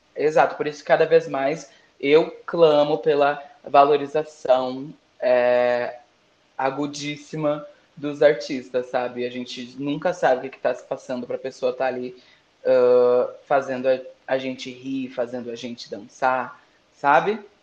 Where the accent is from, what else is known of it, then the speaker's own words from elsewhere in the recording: Brazil; eu sou brasileira